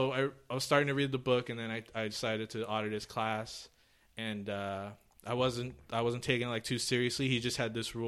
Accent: Orange County, California, United States; grew up in Orange County

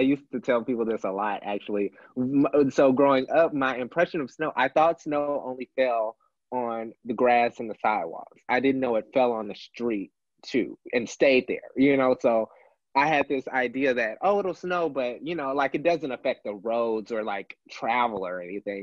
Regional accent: Houston, Texas, United States; moved away as an adult; also born or lived in Memphis, Tennessee; now in Milwaukee, United States; I was born in Memphis, Tennessee, but I was raised my entire life, uh, uh, all the way until adulthood in Houston

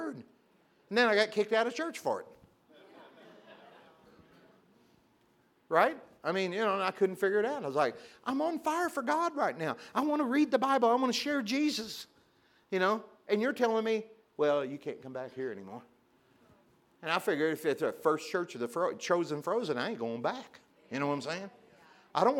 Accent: Pilot Knob, Missouri, United States; I grew up in a little town called Pilot, not Missouri. 532 people

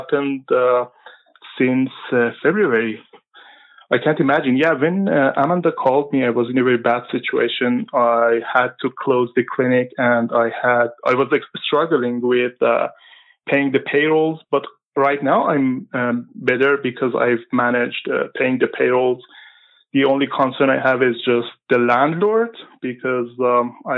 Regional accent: Iran; moved away as an adult; also born or lived in Vancouver, Canada; now in Maple, Canada; I used to be a family physician back home in Iran. And I came to Canada in 2013

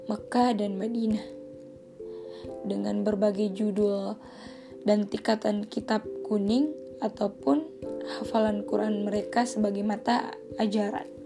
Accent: Salemo Island, South Sulawesi, Indonesia; Karena Pulau Salemo ini adalah tempat kelahiran saya, tempat saya dilahirkan, tempat saya besar, dan tempat saya diajarkan banyak hal.

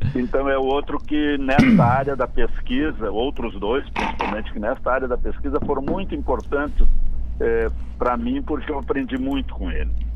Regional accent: São Pedro do Sul, Rio Grande do Sul, Brazil; moved away; Eu sou natural de São Pedro do Sul.

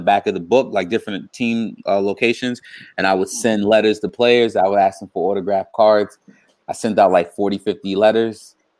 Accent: New York City, New York, United States; In the mid-90s, around 94-ish, I grew up in Brooklyn.

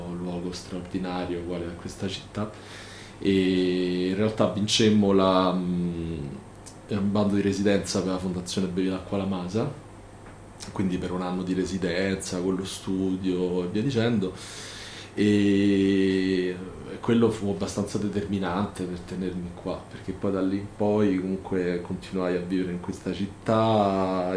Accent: Rome, Lazio, Italy; also born or lived in Venice; sono un romano perché sono un romano di nascita, amo la mia città

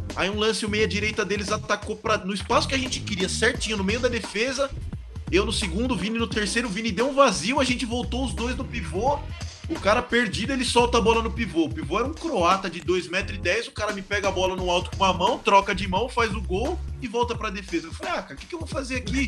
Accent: São Bernardo do Campo, São Paulo, Brazil; moved away as an adult; also born or lived in Taubaté; now in León, Spain; eu cresci aqui em São Bernardo

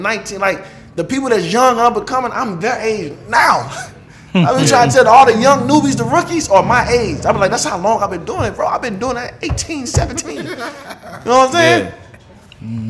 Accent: St. Louis, Missouri, United States; I'm from St. Louis

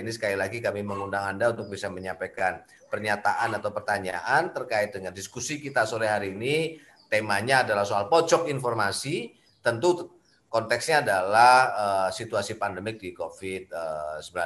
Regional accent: Special Region of Yogyakarta, Indonesia; tadi problem yang Mas Budi ceritakan ini belum lama juga terjadi di desa saya di di Sleman gitu

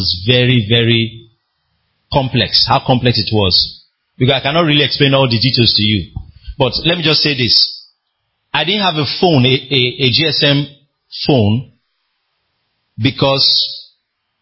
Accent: Nigeria

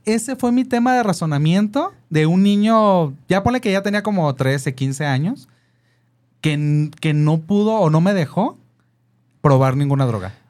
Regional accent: Mexico; Nací en, el, en la colonia Cuauhtémoc

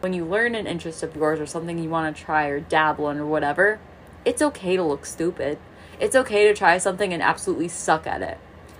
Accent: Midwest, United States; I grew up in the Midwest, so the closest ocean is in Florida.

